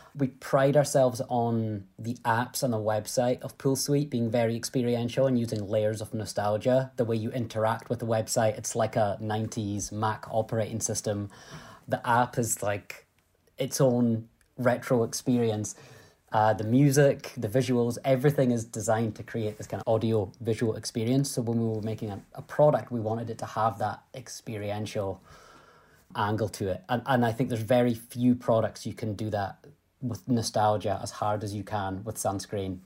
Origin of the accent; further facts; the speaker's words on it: Scotland, United Kingdom; I'm a Scottish entrepreneur.